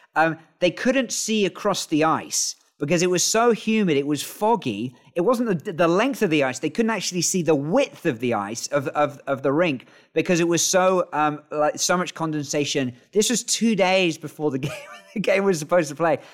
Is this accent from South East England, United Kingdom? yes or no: no; York, Yorkshire and the Humber, United Kingdom; now in China; I'm originally from York